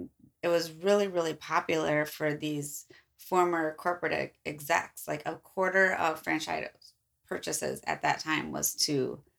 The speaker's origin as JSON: {"language": "English", "area": "near Palatine", "region": "Illinois", "country": "United States", "tie": "born or raised there", "said": "it's very close to my hometown. And a portion of the story happens literally across the street from one of the houses I lived in."}